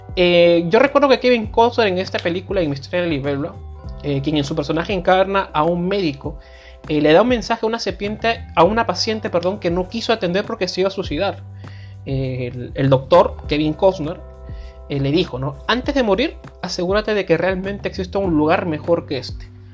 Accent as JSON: {"language": "Spanish", "country": "Peru", "tie": "born or raised there", "said": "nací aquí, yo, no lo, yo no lo elegí obviamente, nací en este país"}